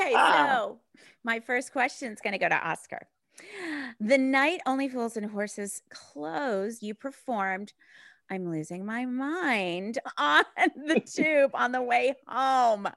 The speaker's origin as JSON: {"language": "English", "country": "United States", "moved": "yes", "lives_now": "United Kingdom", "said": "as an American coming into the UK"}